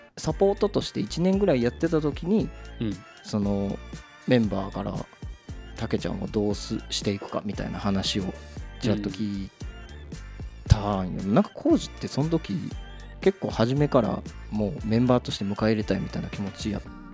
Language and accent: Japanese; Kobe, Hyogo, Japan; 俺らのそ生まれ育った地元神戸